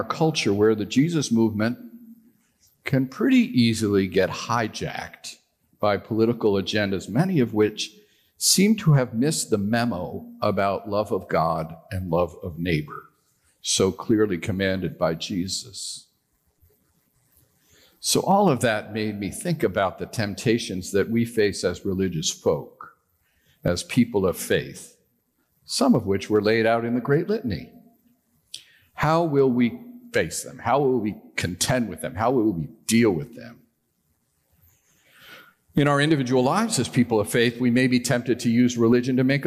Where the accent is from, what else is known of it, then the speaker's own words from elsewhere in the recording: New York, United States; I'm a Yankee. I was born in New York